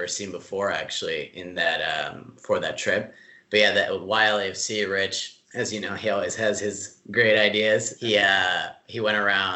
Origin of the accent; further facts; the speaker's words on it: Mexico; also born or lived in San Diego, California, United States; now in Los Angeles, United States; growing up in Mexico and then like San Diego